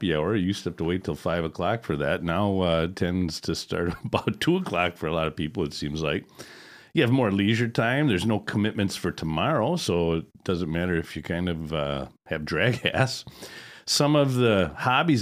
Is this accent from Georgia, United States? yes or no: no; Wisconsin, United States; I'm from Wisconsin